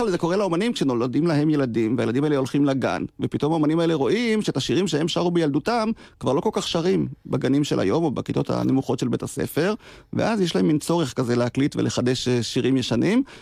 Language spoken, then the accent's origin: Hebrew; Israel; שאני גדלתי עליהם, גדלתי בקיבוץ, אז אולי קיבלתי השכלה